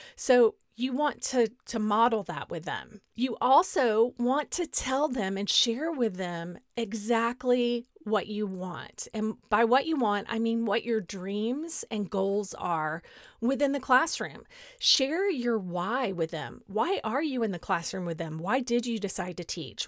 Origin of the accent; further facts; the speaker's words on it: Beaumont, Texas, United States; moved away as an adult; also born or lived in College Station, Texas / France / Northern Virginia; now in Dallas, United States; my hometown of Beaumont